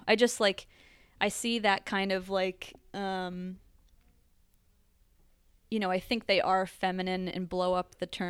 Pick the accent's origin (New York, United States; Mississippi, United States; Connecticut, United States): Connecticut, United States; I grew up in Connecticut.